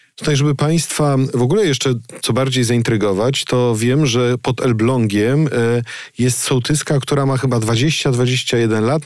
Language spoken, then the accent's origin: Polish; Gryfice, West Pomeranian Voivodeship, Poland; Ja z takiej pochodzę, z Gryfic